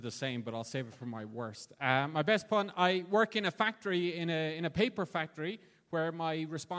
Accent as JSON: {"language": "English", "town": "Kilkenny", "region": "Leinster", "country": "Ireland", "said": "I'm from Kilkenny in Ireland."}